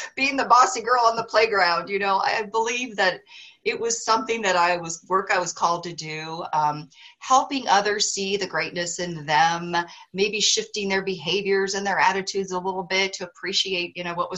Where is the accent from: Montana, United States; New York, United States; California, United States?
Montana, United States; Missoula; moved away as an adult; also born or lived in Austin, Texas; I grew up in Missoula, Montana, had barely left my region, you know, of the country